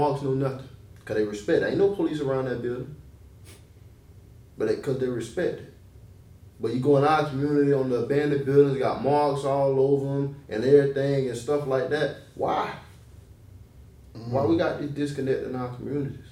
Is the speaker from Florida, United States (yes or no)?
yes; Gadsden County, Florida, United States; moved away; I'm from Gaston County. It's right outside of Tallahassee, yeah.